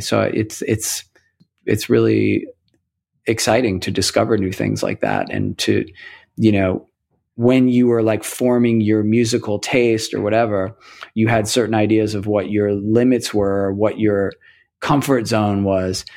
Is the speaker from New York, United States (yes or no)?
yes; New York City, New York, United States; also born or lived in State College, Pennsylvania / Astoria, Queens / Toledo, Ohio; I grew up in Rockaway Beach in Queens